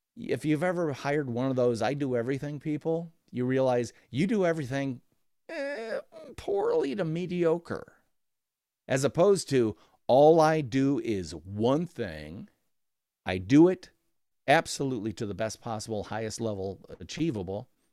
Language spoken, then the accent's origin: English; Midwest, United States; I'm from the Midwest of America